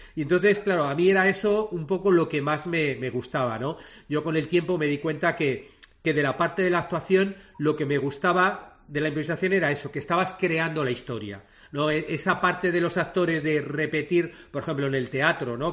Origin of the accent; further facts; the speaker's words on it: Madrid, Community of Madrid, Spain; moved away as an adult; now in Montevideo, Uruguay; yo soy madrileño, soy español, pero, pero desde hace 10 años vivo en Montevideo